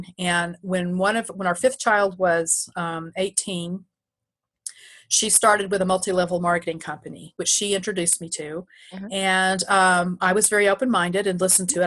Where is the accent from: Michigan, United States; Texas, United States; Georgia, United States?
Texas, United States; now in New York, United States; I'm a Texan, full-blood Texan